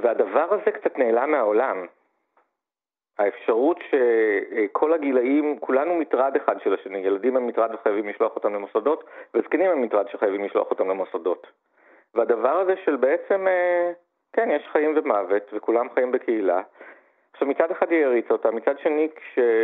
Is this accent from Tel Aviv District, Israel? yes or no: no; Gan Yoshiya, Central District, Israel; גדלתי במושב מאוד קטן, גן יושיע